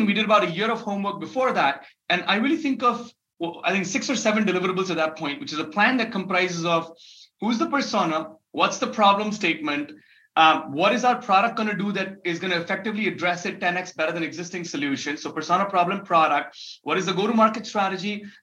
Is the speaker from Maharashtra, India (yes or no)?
yes; Mumbai, Maharashtra, India; also born or lived in Dubai / New York; I was born and raised in Mumbai in India